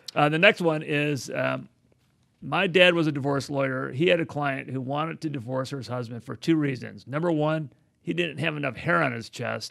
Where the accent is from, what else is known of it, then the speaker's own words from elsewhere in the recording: Chicago, Illinois, United States; moved away; I, I come from Chicago